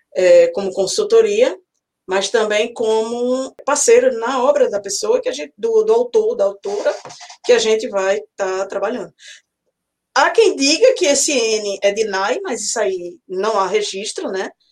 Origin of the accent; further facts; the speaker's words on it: Recife, Pernambuco, Brazil; now in Auckland, New Zealand; sou natural de Recife, Pernambuco. Hoje estou morando na Nova Zelândia, mais precisamente em Auckland